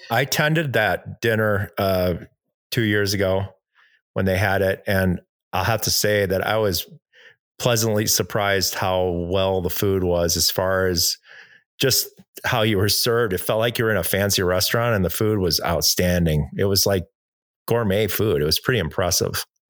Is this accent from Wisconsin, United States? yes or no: yes; Milwaukee, Wisconsin, United States; moved away; I'm from Milwaukee